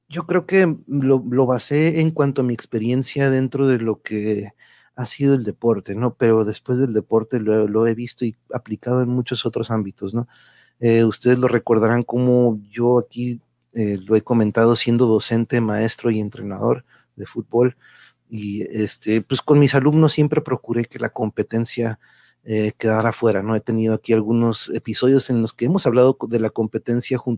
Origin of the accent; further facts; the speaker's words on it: Reynosa, Tamaulipas, Mexico; Ahí está, mira, sí, soy de Reynosa, tan bonitas, pero, este, sí, han dado de aquí para allá y para acá.